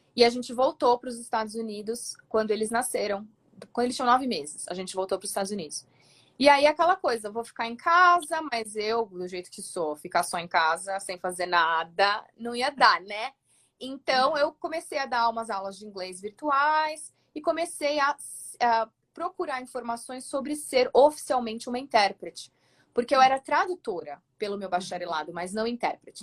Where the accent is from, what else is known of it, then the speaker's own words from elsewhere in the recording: São Paulo, Brazil; moved away as an adult; now in Colorado, United States; eu sou de São Paulo, acho que pelo sotaque de certo, que já vão saber